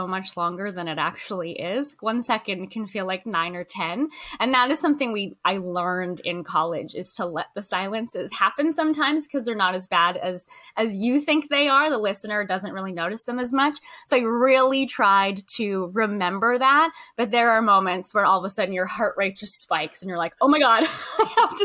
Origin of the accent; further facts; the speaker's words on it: Lethbridge, Alberta, Canada; moved away as an adult; also born or lived in Prairies; now in Victoria, Canada; I am originally from Alberta, southern Alberta. I grew up around Lethbridge, rural community